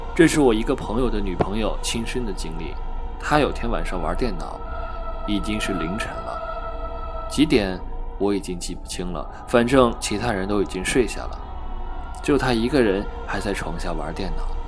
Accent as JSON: {"language": "Chinese", "region": "northern China", "country": "China", "also_born_or_lived": "Sichuan", "moved": "yes", "said": "作为一个北方人"}